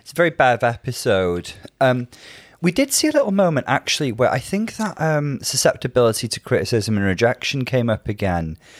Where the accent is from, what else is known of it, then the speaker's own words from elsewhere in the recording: Bangor, Wales, United Kingdom; now in Liverpool, United Kingdom; my hometown is Bangor in North Wales